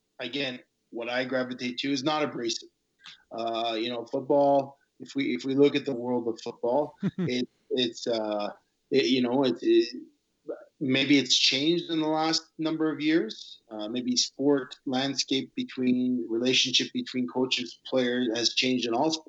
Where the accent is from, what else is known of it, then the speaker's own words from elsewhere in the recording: Montreal, Quebec, Canada; I grew up in Montreal and grew up in the time of referendum.